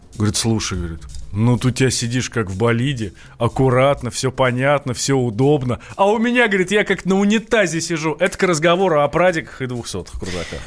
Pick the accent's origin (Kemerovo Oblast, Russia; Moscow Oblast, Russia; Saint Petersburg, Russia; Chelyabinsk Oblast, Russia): Moscow Oblast, Russia; Vidnoye; я с Москвы, из Видного